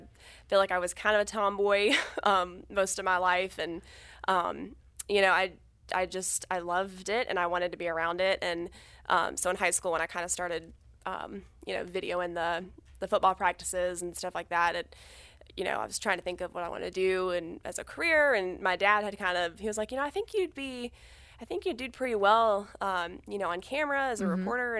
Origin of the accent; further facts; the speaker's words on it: Georgia, United States; I do think growing up in Georgia, high school football is huge.